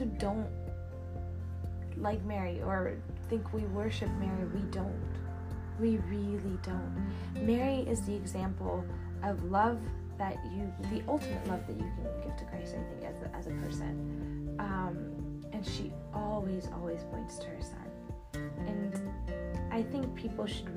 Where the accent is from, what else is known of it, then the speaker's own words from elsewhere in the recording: Harissa, Keserwan-Jbeil, Lebanon; I was born in Lebanon